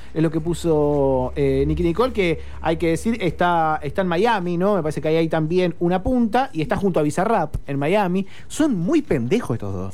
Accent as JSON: {"language": "Spanish", "country": "Argentina"}